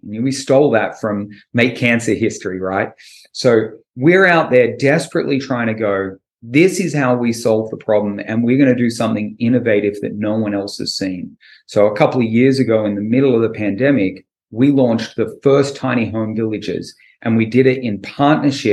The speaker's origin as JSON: {"language": "English", "country": "Australia", "moved": "as an adult", "lives_now": "California, United States", "said": "I'm from Australia."}